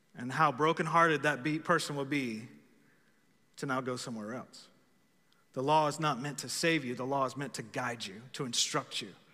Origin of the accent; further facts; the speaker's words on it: Texas, United States; I am American after all. Some of y'all thought I was Texan. Actually, I'm American first